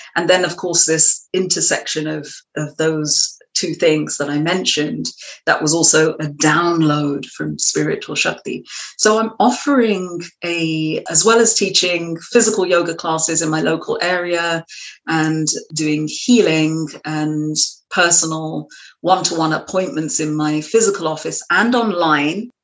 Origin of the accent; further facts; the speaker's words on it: London, United Kingdom; accent: British; moved away as an adult; now in Marblehead, United States; I was actually um, raised in London, in the suburbs of West London, and uh, I moved to the United States in 2003.